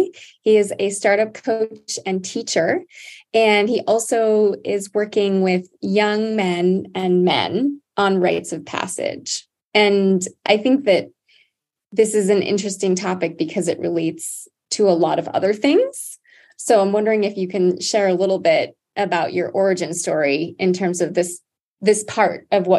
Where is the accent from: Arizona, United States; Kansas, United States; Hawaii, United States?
Hawaii, United States; and I'm originally from Hawaii, that's where I'm from. I'm not Native Hawaiian